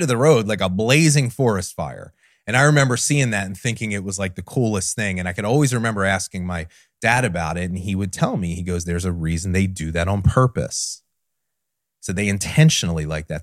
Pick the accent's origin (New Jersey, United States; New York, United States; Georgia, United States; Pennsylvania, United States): New Jersey, United States; I grew up in South Jersey in the middle of something called the Pine Barrens